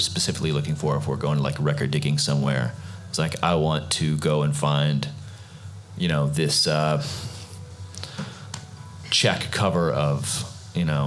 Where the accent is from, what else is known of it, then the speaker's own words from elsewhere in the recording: Houston, Texas, United States; growing up in Houston